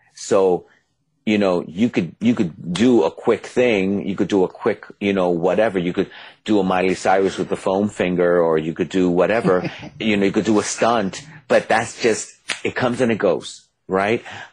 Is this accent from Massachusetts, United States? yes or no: no; New York City, New York, United States; just like I'm from the Bronx